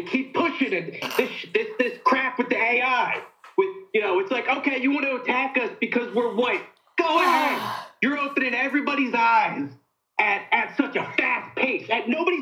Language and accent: English; Philadelphia, Pennsylvania, United States; I grew up in Philadelphia my entire life